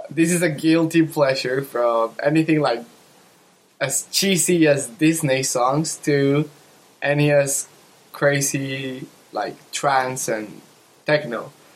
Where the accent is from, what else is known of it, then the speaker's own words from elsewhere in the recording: Mexico; from Mexico